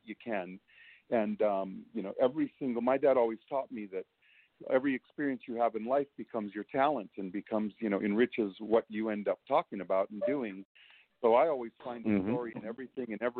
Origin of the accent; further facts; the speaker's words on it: Hawaii, United States; moved away; I'm from Hawaii